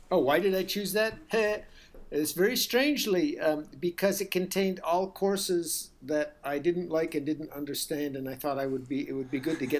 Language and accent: English; United States; also born or lived in India; the U.S. I did most of my school life in the U.S., but I spent four years